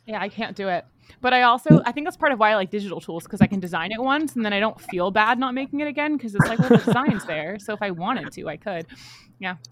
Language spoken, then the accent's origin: English; Massachusetts, United States; I'm from Massachusetts